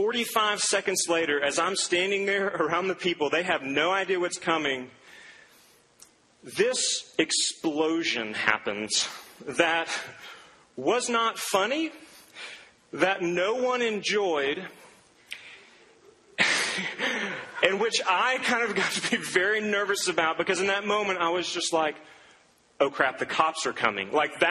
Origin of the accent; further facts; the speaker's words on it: Duncan, Oklahoma, United States; Growing up, I grew up in Duncan, Oklahoma, a small little oil town in southern Oklahoma